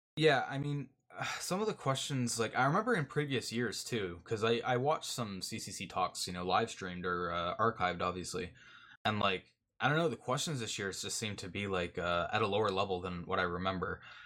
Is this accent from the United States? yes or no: no; Canada; I'm Canadian.